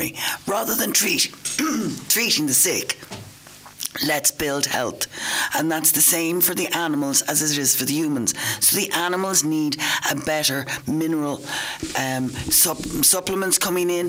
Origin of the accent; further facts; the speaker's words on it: Dublin, Leinster, Ireland; moved away as an adult; I was a kid and we grew up in Dublin